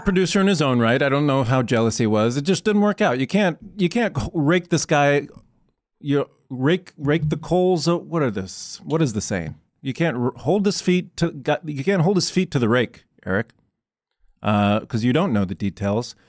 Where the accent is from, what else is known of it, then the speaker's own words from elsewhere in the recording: Iowa, United States; I grew up in the Midwest